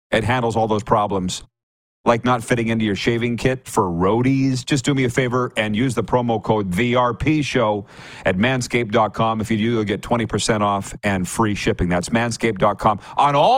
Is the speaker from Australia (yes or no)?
no; Saskatchewan, Canada; I'm from Saskatchewan